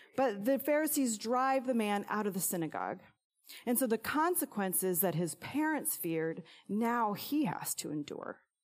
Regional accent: Illinois, United States; moved away; my alma mater in my hometown

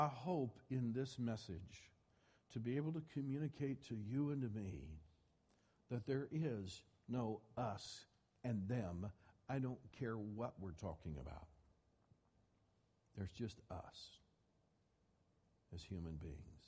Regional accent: Midwest, United States; I grew up in the Bible Belt. I grew up in the Midwest

